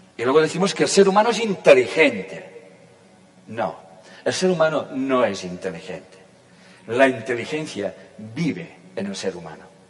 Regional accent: Catalonia, Spain; yo pertenezco, nací, la conciencia sabrá, en un país que se llama España y en una comunidad autónoma que se llama Cataluña.

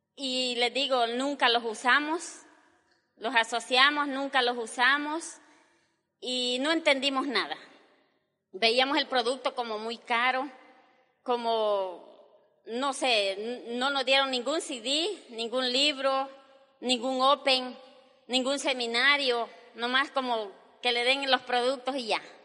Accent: El Salvador; nosotros somos salvadoreños los dos, mi esposo y yo

